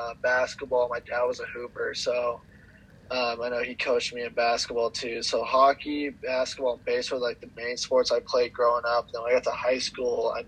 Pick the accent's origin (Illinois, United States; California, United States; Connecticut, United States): California, United States; I'm from California